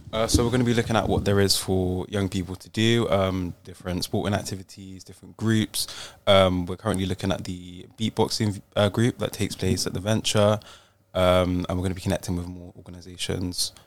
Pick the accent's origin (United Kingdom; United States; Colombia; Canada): United Kingdom; Gloucestershire, South West England; I grew up in the Gloucestershire area, and yeah, I've lived here all my life.